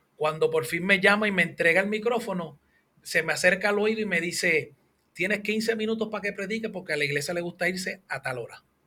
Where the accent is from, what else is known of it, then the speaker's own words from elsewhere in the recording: Hatillo, Puerto Rico; yo soy de Adillo.